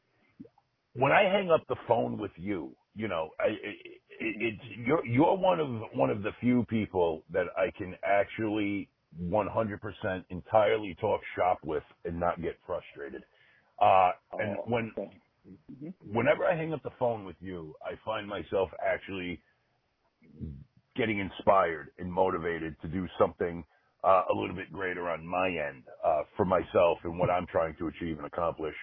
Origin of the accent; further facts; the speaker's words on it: New England, United States; I'm not from New York. I grew up in New England. I grew up in a very small town